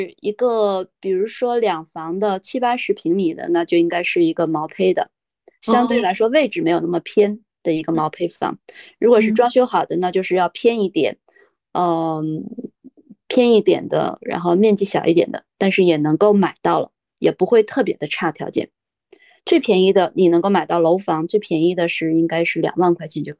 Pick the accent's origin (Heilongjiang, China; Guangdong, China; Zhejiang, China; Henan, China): Heilongjiang, China; Hegang; 在之前我跟别人说我来自哪里的时候，基本上都会说是佳木斯，因为这个名字好像似乎还有人知道。我从来都不跟别人提我是鹤岗的